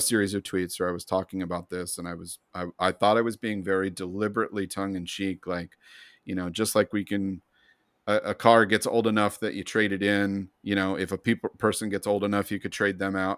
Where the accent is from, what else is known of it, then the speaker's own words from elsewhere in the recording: United States; I'm white, I'm educated, I'm American, I'm male